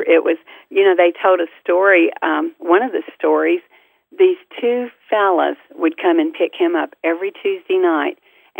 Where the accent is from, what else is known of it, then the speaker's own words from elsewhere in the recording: the South, United States; our family, we're from the South, and everybody had a nickname